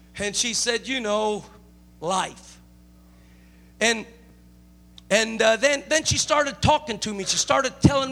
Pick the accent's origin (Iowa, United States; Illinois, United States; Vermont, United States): Illinois, United States; Chicago; now in California, United States; I'm not originally from California. I'm originally from Chicago